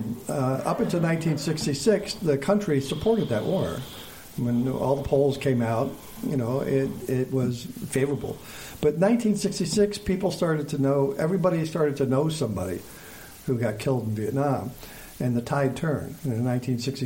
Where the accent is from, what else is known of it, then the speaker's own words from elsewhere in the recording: Troy, New York, United States; I grew up in Troy